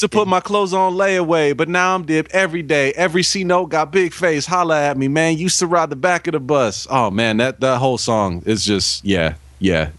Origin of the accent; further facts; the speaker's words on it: Bay Area, California, United States; As a kid growing up in the Bay Area